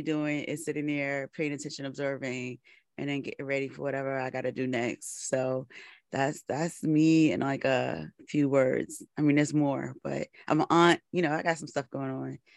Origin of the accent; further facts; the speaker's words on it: New York City, New York, United States; I am from the Bronx, born and raised